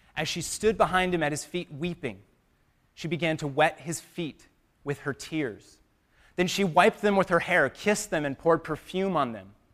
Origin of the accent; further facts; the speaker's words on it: United States; us as American Christians